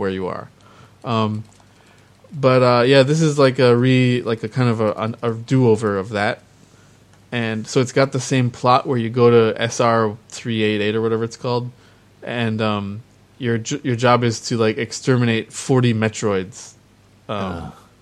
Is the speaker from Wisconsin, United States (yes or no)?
yes; Wisconsin, United States; moved away as an adult; also born or lived in Minneapolis–Saint Paul, Minnesota; now in Japan; I grew up mostly in Wisconsin and also a little bit in the Twin Cities, Minneapolis, St. Paul.